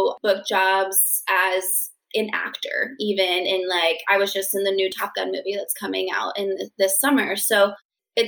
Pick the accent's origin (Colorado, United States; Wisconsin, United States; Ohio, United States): Colorado, United States; Denver; moved away as an adult; now in Los Angeles, United States; I'm from Denver, Colorado, and I grew up dancing there